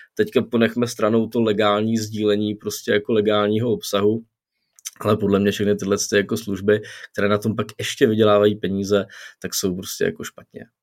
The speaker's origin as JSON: {"language": "Czech", "country": "Czechia", "said": "u nás v Čechách"}